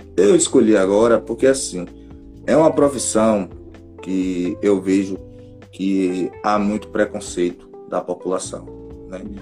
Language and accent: Portuguese; Feira de Santana, Bahia, Brazil; Sou da cidade de Feira de Santana, daqui da Bahia